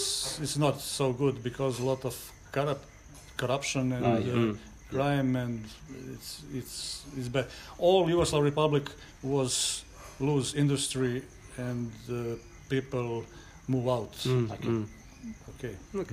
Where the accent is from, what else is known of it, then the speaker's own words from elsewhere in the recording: Croatia; English is a second language; I'm from Croatia.